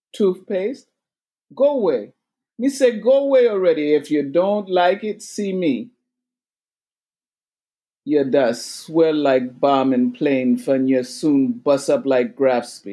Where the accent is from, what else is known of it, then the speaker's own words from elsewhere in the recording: New York, United States; I am from Jamaica, but Jamaica, New York.